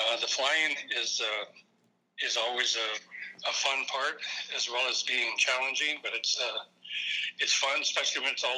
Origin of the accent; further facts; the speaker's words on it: Anchorage, Alaska, United States; I'm originally from Anchorage, Alaska